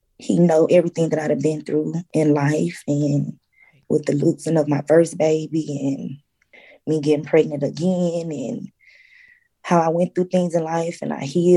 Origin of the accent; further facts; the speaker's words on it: Mississippi, United States; moved away; we're from Mississippi